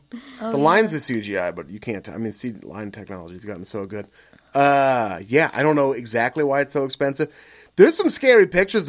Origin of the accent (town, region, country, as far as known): Beaverton, Oregon, United States; born or raised there